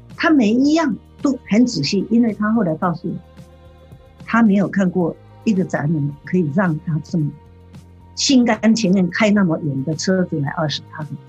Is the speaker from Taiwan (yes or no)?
yes; Taiwan; now in United States; 这是从台湾，我的故乡来的